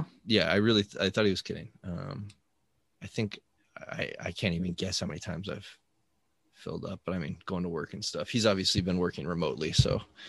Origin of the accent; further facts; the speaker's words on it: Colorado, United States; Cause I grew up in Colorado